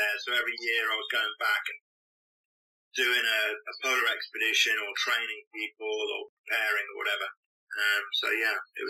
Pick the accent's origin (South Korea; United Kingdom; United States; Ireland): United Kingdom; Coventry, West Midlands; moved away; also born or lived in Windsor; So I grew up in the Midlands. I was born in Coventry.